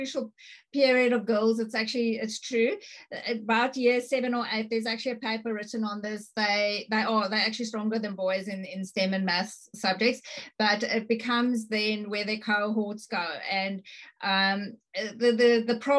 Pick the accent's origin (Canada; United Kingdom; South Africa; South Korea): South Africa; now in Australia; I grew up in South Africa, and you had to finish school with two languages